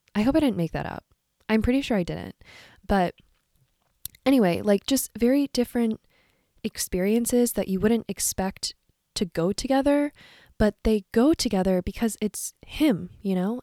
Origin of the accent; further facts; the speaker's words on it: Silver Spring, Maryland, United States; moved away as an adult; now in New York, United States; I grew up in Silver Spring, Maryland, to a family of Irish musicians